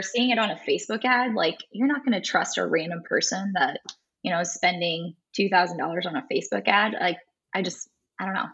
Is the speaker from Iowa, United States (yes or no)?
yes; Farley, Iowa, United States; Dubuque is about 20 minutes away from my hometown